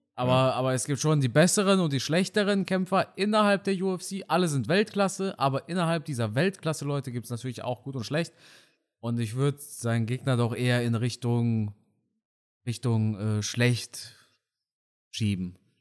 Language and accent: German; Germany; first language German; Ich bin aber in Deutschland geboren und auch auf Deutsch geboren, also nicht auf Deutsch geboren, auf Deutsch aufgewachsen